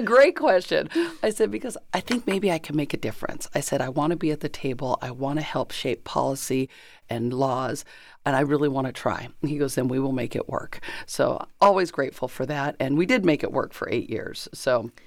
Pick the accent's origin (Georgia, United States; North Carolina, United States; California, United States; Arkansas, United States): California, United States; Chino; also born or lived in Kansas / Pomona / Colton; I grew up in Chino